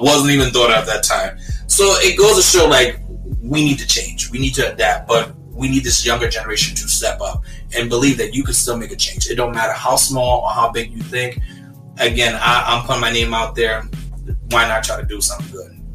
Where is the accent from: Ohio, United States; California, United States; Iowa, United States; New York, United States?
New York, United States; New York City; I'm from Brooklyn, New York, born and raised